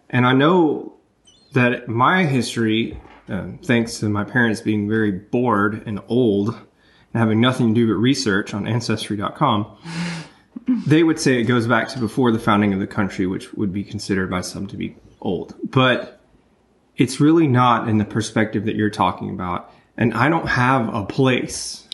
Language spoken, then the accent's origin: English; Memphis, Tennessee, United States; my hometown, Memphis, Tennessee.